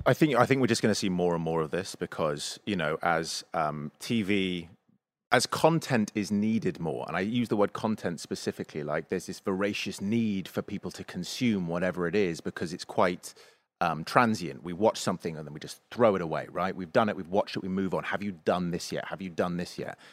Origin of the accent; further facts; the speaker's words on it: England, United Kingdom; I'm English.